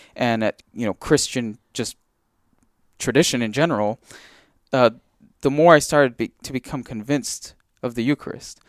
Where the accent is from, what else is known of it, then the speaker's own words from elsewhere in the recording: Big Island, Hawaii, United States; I grew up on the Big Island